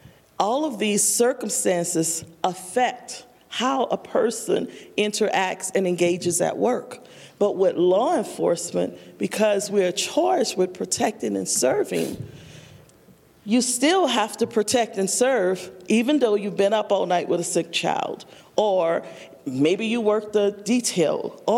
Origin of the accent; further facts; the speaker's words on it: the South, United States; But because I'm from the South, I'm gonna be polite and listen to you